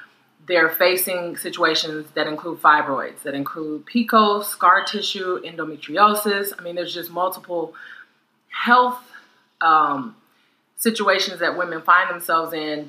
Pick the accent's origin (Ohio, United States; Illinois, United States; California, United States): California, United States; Los Angeles; also born or lived in Korea; I'm born and raised in Los Angeles